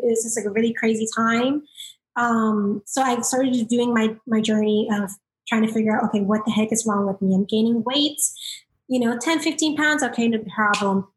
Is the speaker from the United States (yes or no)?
yes; South Florida, United States; I'm from South Florida